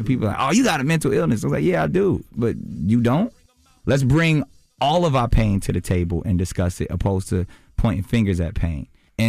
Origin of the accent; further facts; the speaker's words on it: Charlotte, North Carolina, United States; Like, you know, I grew up in Charlotte part of my life. I know that life.